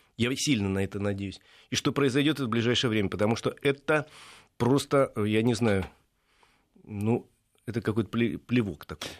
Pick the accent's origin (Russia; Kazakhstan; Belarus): Russia; Moscow; я москвич